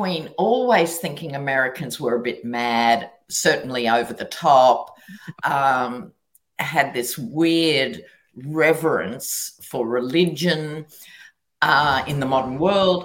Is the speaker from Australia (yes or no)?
yes; Australia; as an Australian